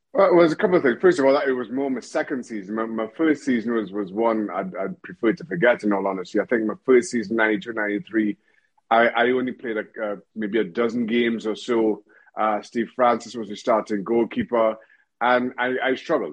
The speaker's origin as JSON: {"language": "English", "country": "Trinidad & Tobago", "tie": "born or raised there", "also_born_or_lived": "United States / Reading, England", "moved": "as an adult", "said": "I grew up in Trinidad and Tobago, went to went to university"}